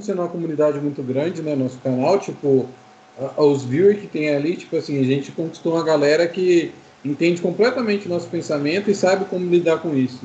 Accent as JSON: {"language": "Portuguese", "town": "Maringá", "region": "Paraná", "country": "Brazil", "said": "eu sou de Maringá, no Paraná"}